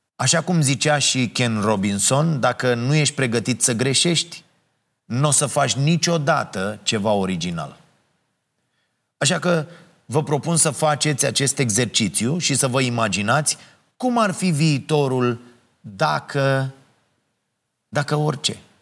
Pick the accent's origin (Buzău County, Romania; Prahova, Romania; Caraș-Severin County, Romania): Prahova, Romania; Ploiești; now in Bucharest, Romania; eu sunt de la Ploiești